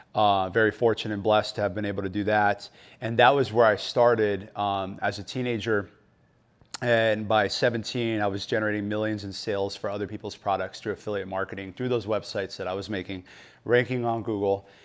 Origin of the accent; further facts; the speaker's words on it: Phoenix, Arizona, United States; I grew up in, uh, West Phoenix, so born and raised in Arizona